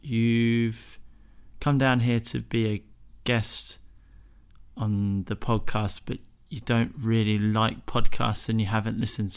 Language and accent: English; England, United Kingdom; also born or lived in Hong Kong / Indonesia / Spain; We grew up abroad. We grew up in Hong Kong and Indonesia and Spain over the span of about 10 years. And then we moved back to England sort of separately.